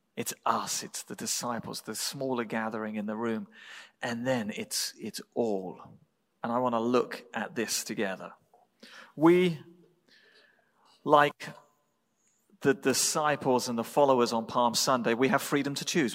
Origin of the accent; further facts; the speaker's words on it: England, United Kingdom; moved away; I was born in England